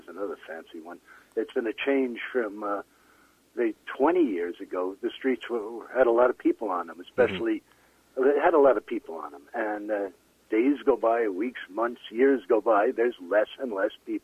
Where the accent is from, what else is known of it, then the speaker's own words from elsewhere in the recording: New York City, New York, United States; moved away as an adult; also born or lived in Queens / Brooklyn; now in British Columbia, Canada; I was born in Queens, moved to Brooklyn when I was 1 week old